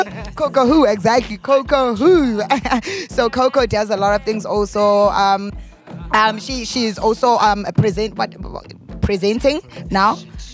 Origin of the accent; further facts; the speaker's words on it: Mtunzini, KwaZulu-Natal, South Africa; also born or lived in Richards Bay; I grew up in Richards Bay. The town or the place where in which I grew up was called Mtunzini. So it's very natural. Even the beach there, it's nature reserve.